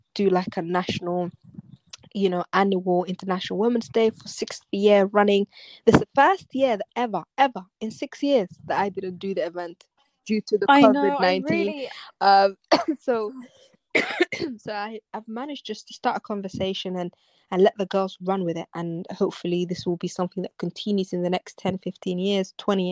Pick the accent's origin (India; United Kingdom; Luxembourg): United Kingdom; London; I'm London. I grew up in London